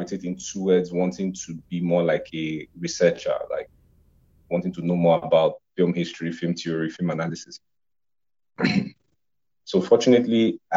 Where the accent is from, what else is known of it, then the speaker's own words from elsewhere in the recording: Nigeria; I am a Nigerian filmmaker.